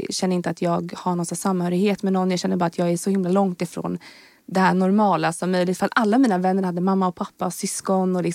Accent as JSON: {"language": "Swedish", "town": "Skogås", "region": "Stockholm County", "country": "Sweden", "tie": "born or raised there", "said": "jag är från Stockholm. Ja. Jag är född i, alltså jag bodde i Skogås när jag var liten."}